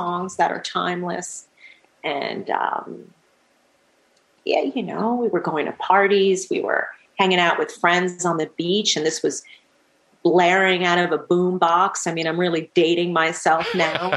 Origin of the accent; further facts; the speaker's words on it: Manhasset, New York, United States; also born or lived in Glen Head, New York / Sea Cliff, New York; now in Hamburg, Germany; I grew up in Long Island. I grew up in Manhasset, New York